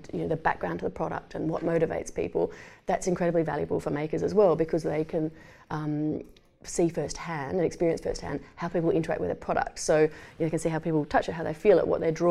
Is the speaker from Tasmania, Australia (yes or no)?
yes; Tasmania, Australia; also born or lived in Canberra; now in Adelaide, Australia; I grew up in Tasmania and worked mainly in Canberra